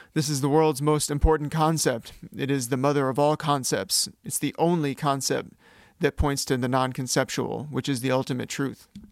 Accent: Sacramento, California, United States; I'm from Sacramento, California

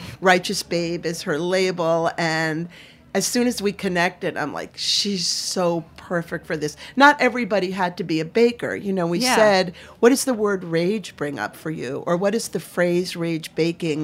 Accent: Maine, United States; I'm from Maine

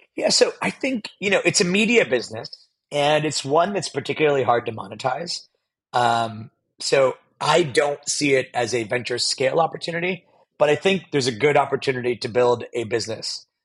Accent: Pittsburgh, Pennsylvania, United States; now in San Francisco, United States; I was born in Pittsburgh, Pennsylvania, on the East Coast here in the United States, and I now live in San Francisco

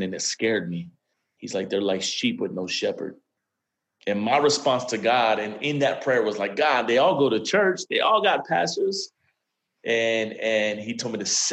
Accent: Miami, Florida, United States; now in Atlanta, United States; I'm actually born and raised in Miami, Florida

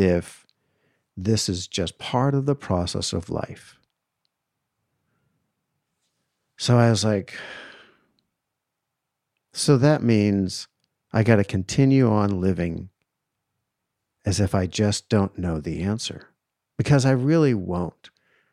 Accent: outside of Boston, Massachusetts, United States; growing up outside of Boston

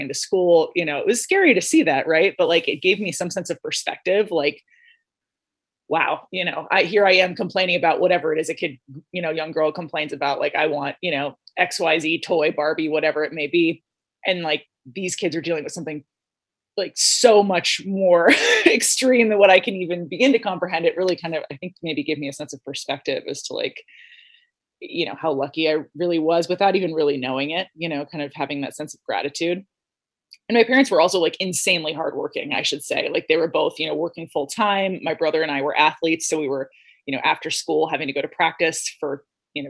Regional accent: Los Angeles, California, United States; I grew up in Los Angeles and my parents were both teachers

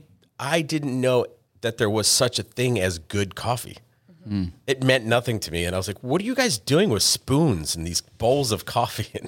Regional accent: New England, United States; moved away; I'm from New England.

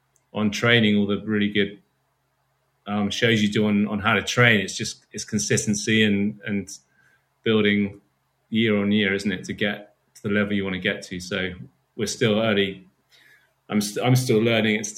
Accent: United Kingdom; being a Brit

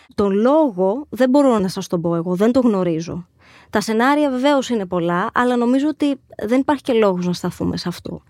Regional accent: Agios Nikolaos, Crete, Greece; ήμασταν συντοπίτες καταγόμαστε και δύο από τον Άγιο Νικόλαο Κρήτης

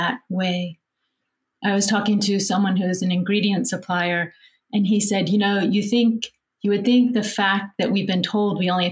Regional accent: West Virginia, United States; I'm from West Virginia

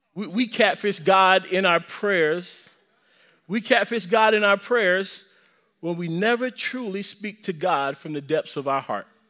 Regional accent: the South, United States; I'm from the South.

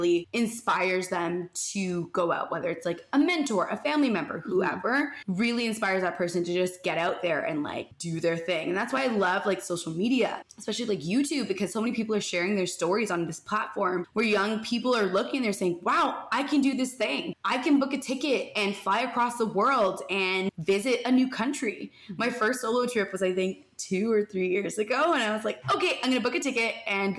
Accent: Toronto, Ontario, Canada; I grew up in North York, which is just north of like the main parts of Toronto

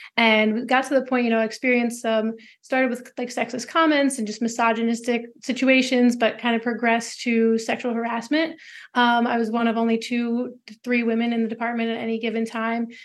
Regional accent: Philadelphia, Pennsylvania, United States; moved away; I'm from the Philly area originally.

